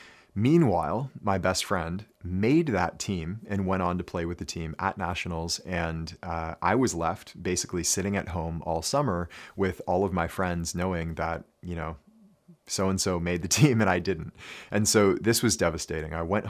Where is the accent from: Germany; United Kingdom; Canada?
Canada; Ontario; I grew up here in Ontario, in Canada, of course.